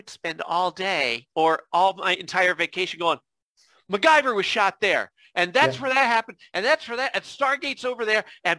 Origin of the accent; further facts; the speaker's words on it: Scranton, Pennsylvania, United States; also born or lived in Dickson City, Pennsylvania; I was born in Scranton and then just moved 15 minutes away to, you know, it's all technically Scranton, but it's like Dixon City is a borough. It doesn't even count as a real city.